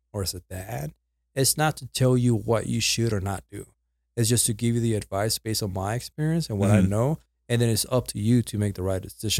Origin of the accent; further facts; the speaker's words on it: Puerto Rico; accent: Puerto Rican; also born or lived in Dallas, United States; now in Las Cruces, United States; First of all, this accent comes from Puerto Rico, right? So I went from Puerto Rico.